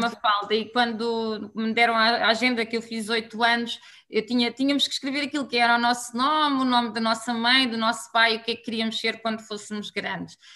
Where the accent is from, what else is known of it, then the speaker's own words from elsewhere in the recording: Alcobaça, Centro, Portugal; moved away as an adult; also born or lived in Poland; now in Angola; sou, sou, sou de Portugal, não é? E já estou cá há, há muito tempo, portanto acho que também já sou assim uma mistura daquilo que tem sido o meu percurso Somos de Alcobaça